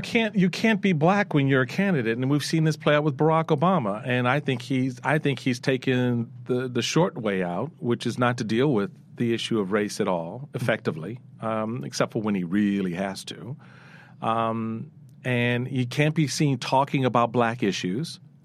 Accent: Washington, District of Columbia, United States; I come from the hood. I come from Eighth Street, Petworth.

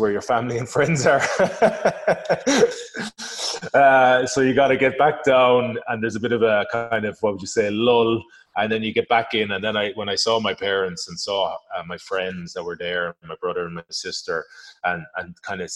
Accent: Galway, Connacht, Ireland; moved away as an adult; also born or lived in Northampton, England / France; I'm from Galway originally.

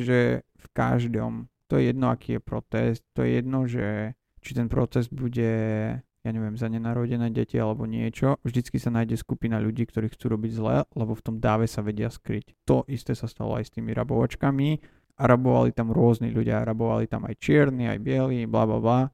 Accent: Slovakia; moved away as an adult; now in Los Angeles, United States; som z nejakého Slovenska

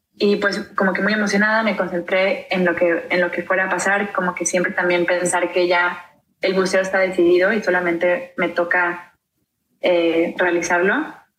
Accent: Ciudad del Carmen, Campeche, Mexico; yo nací en una isla, en Ciudad del Carmen, Campeche, en el Golfo de México

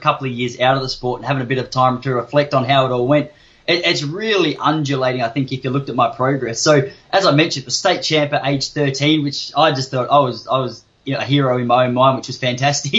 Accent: Traralgon, Victoria, Australia; also born or lived in Western Australia; I was born in Traralgon, down in Gippsland. Then when I was about 8, Mum and I moved over to WA, which is where that running career started. Then I moved back to Traralgon in Victoria when I was about 13 or 14

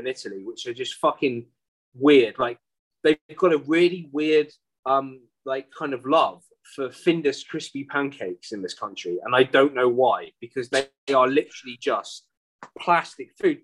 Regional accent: United Kingdom; moved away as an adult; I emigrated in 2006, so I haven't really been back much since then to the UK.

